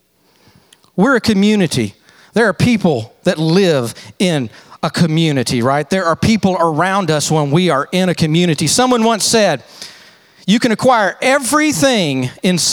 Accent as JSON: {"language": "English", "region": "Texas", "country": "United States", "said": "I'm from Texas"}